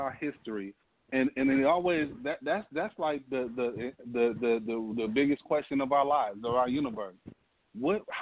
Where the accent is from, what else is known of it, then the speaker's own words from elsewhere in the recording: Detroit, Michigan, United States; born and raised in Detroit, D.C.